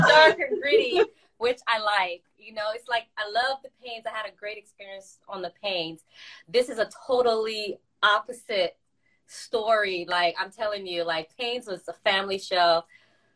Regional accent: Boston, Massachusetts, United States; also born or lived in Haiti; I was born in Boston. Went out there when I was 2 years old to like 6 or 7.

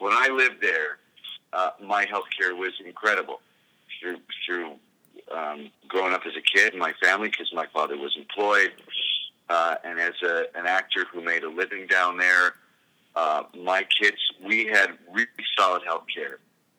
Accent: Canada; I think it's my job as a Canadian to help provide for people who have less with my tax money

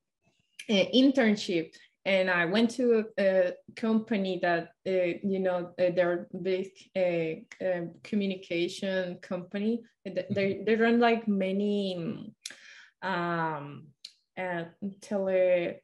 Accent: Colombia; moved away as an adult; also born or lived in Washington State; now in Washington, United States; I'm from Colombia

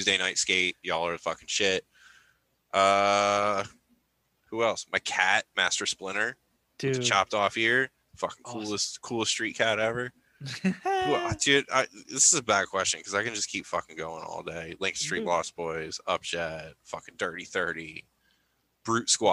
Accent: Northeast, United States; we're all from the Northeast

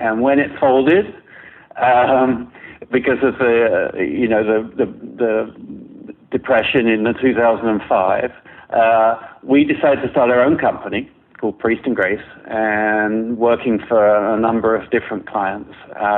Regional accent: England, United Kingdom; moved away as an adult; also born or lived in Toronto; Well, I started my career in England. I'm English, and worked on several major magazines there before coming to Toronto

